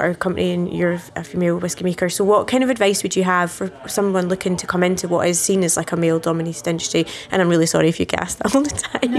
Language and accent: English; Fife, Scotland, United Kingdom; Glenrothes in Fife, because I'm from Fife.